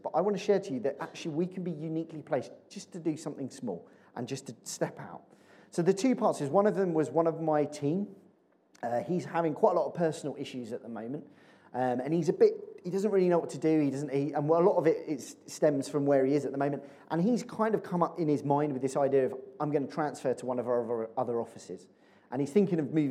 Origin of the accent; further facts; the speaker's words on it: Chertsey, South East England, United Kingdom; also born or lived in Addlestone; I grew up in Chertsey.